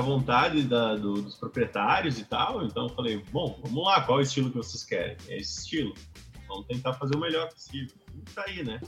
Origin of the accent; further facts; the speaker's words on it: Bento Gonçalves, Rio Grande do Sul, Brazil; natural de Bento Gonçalves, mais específico aí uh, do Vinhedos cresci, me criei lá